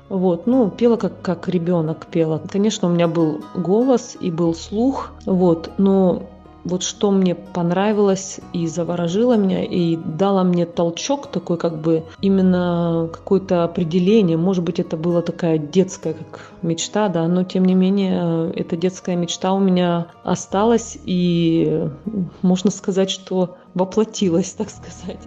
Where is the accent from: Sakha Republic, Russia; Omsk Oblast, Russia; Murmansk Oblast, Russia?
Sakha Republic, Russia; Yakutia; now in Italy; приехать в мой родной город, в республику